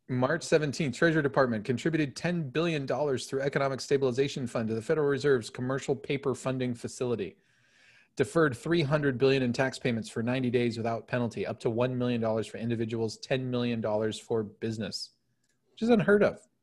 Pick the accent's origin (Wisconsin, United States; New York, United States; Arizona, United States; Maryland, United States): Arizona, United States; Phoenix; I grew up in South Phoenix.